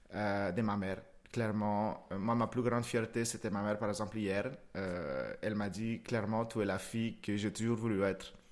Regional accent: Moca, Espaillat, Dominican Republic; also born or lived in Santiago, Dominican Republic; now in Lyon, France; je suis né à Santiago, donc en fait c'est une, c'est une petite province un petit peu en haut. j'ai grandi à Moca, c'est un tout petit village

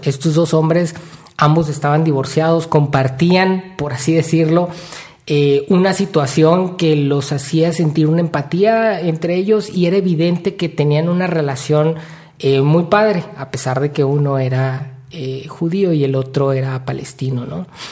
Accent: Mexico; yo soy de México, yo quiero vivir en México, voy a vivir el resto de mi vida en México

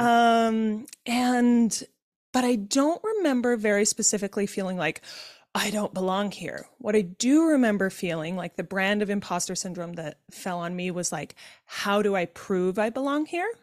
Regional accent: Utah, United States; I was born and raised in Utah in a Mormon family

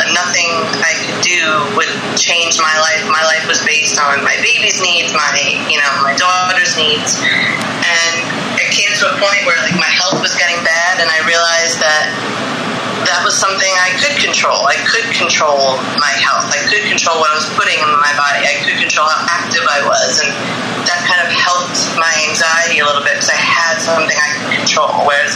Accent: Connecticut, United States; I'm from Connecticut.

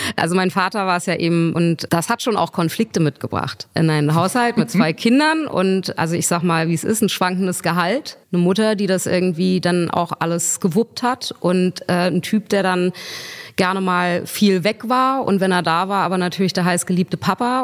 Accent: Berlin, Germany; ich bin Berlinerin

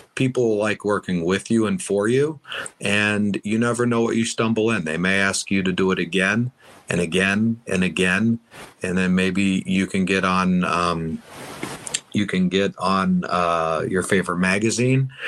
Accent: United States; I am from the States. I've been doing a lot of stuff in the States

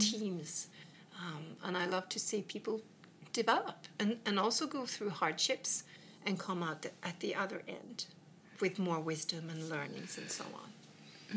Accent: Sweden; English is a second language; also born or lived in England; I came from Sweden

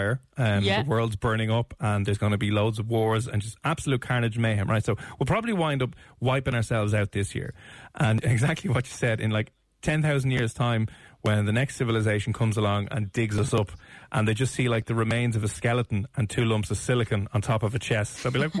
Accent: Ireland; it's part of our culture and heritage as Irish people

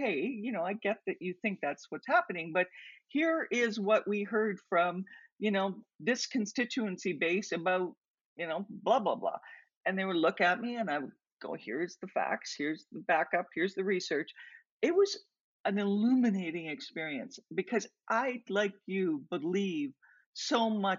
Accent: Tillsonburg, Ontario, Canada; now in Alberta, Canada; place where I grew up near Tillsonburg, Ontario, tobacco was everything

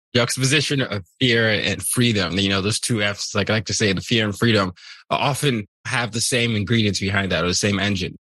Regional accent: Nigeria; I'm Nigerian

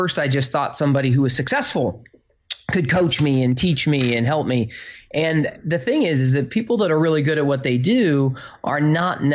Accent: Phoenix, Arizona, United States; now in New Jersey, United States; I grew up in Phoenix, Arizona, with like I was the poor kid.

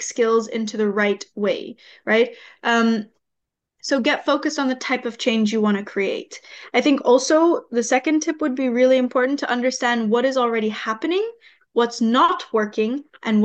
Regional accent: Bali, Indonesia; the waves that I've been in my entire life growing up on an island like Bali

